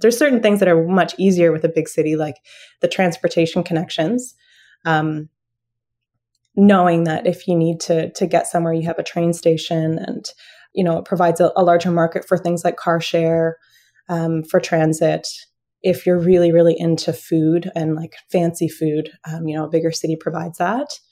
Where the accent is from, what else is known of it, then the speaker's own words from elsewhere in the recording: London, Ontario, Canada; now in Ottawa, Canada; My background is growing up in the suburbs in London, Ontario